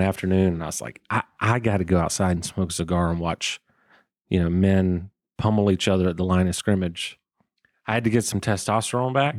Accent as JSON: {"language": "English", "town": "Waycross", "region": "Georgia", "country": "United States", "tie": "born or raised there", "moved": "as an adult", "lives_now": "Atlanta, United States", "said": "I grew up in Waycross, Georgia"}